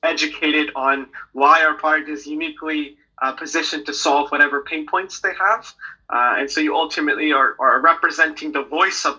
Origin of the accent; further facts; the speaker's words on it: United States; also born or lived in Hong Kong; born and raised in the States